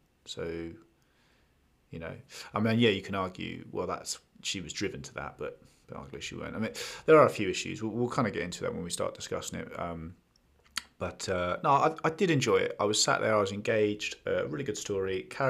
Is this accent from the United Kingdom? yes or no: yes; London, United Kingdom; I also think there's an element that I don't know if being British and, you know, London and seeing all those iconic parts